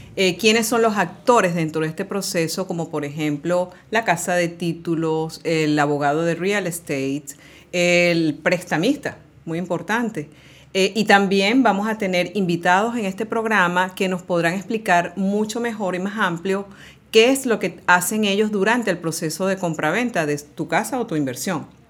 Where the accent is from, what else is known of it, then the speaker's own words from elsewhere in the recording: Caracas, Capital District, Venezuela; moved away as an adult; now in Miami, United States; yo eh, viví y nací en Caracas, Venezuela.